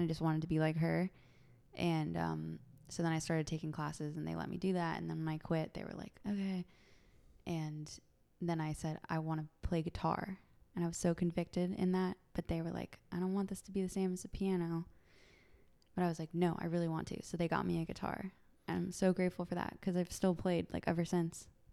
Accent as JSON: {"language": "English", "town": "San Francisco", "region": "California", "country": "United States", "tie": "born or raised there", "said": "born and raised in San Francisco, in the city"}